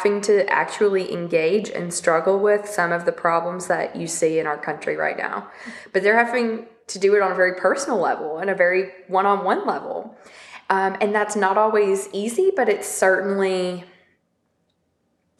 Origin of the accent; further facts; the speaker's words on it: Little Rock, Arkansas, United States; we're from St. Teresa's. We're from 72209